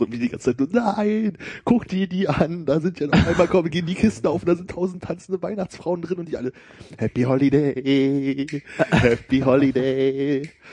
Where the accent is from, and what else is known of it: GDR, East Germany, Germany; born or raised there